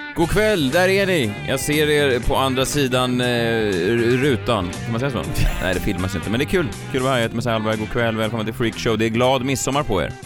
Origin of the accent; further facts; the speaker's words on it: Stockholm, Stockholm County, Sweden; jag är uppvuxen i Vasastan